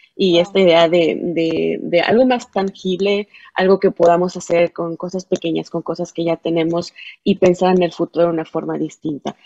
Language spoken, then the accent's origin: Spanish; Mexico; hay mucha, mucha gente que somos de México, de Latinoamérica